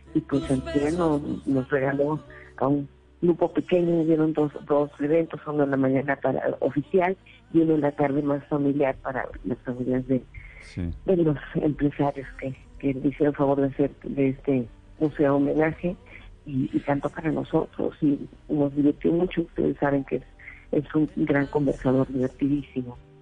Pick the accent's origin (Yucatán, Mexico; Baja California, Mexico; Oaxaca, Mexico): Yucatán, Mexico; Mérida; Mérida, la ciudad donde nací, donde vivimos en Yucatán